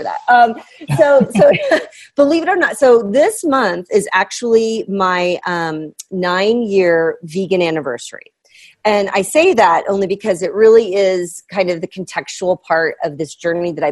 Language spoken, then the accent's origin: English; Midwest, United States; I'm from the Midwest